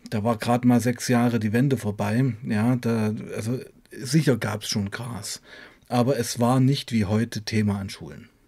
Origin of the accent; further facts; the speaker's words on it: Weißenfels, Saxony-Anhalt, Germany; Nein, ich, ich wohne in Sachsen, komme aber aus Weißenfels, Sachsen-Anhalt, genau.